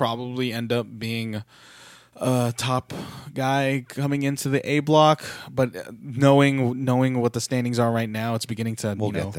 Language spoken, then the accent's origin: English; San Francisco, California, United States; and say, this is my home turf, even though I'm actually from San Francisco.